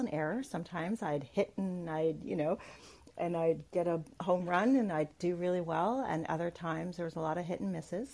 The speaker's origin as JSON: {"language": "English", "country": "Canada", "said": "I'm Canadian."}